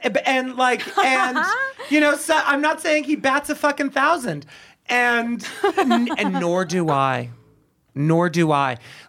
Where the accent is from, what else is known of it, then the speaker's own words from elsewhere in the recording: Boston, Massachusetts, United States; because, again, we're from Boston and we're assholes.